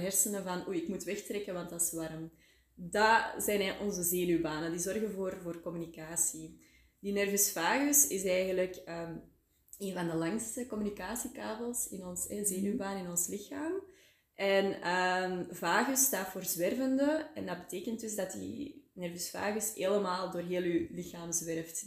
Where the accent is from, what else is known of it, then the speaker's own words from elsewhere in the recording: Antwerp area, Flanders, Belgium; moved away as an adult; now in Waasland, Belgium; Ik ben oorspronkelijk uit het Antwerpse, maar voor de liefde ben ik eh, naar het Waasland verhuisd